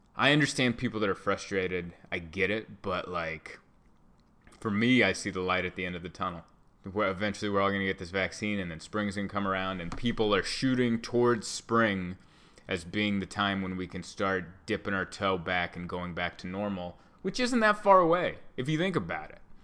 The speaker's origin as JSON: {"language": "English", "country": "United States", "said": "I bleed red, white, and blue. I'm as American as apple pie."}